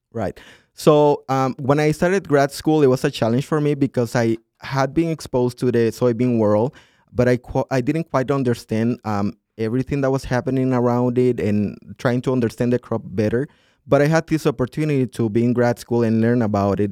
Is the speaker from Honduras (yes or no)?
yes; southern Honduras, Honduras; moved away as an adult; now in Minnesota, United States; I grew up in a city that's, um, very well developed for agriculture in this southern part of Honduras